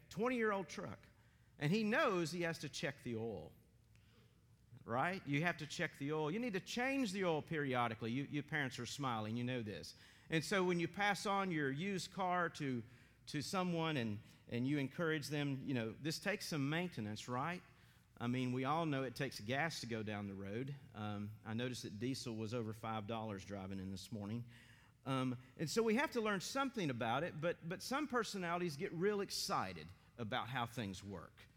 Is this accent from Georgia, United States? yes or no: no; Maryville, Tennessee, United States; also born or lived in Johnson City, Tennessee / West Virginia; now in Athens, United States; I grew up in Maryville, Tennessee, in a PCA church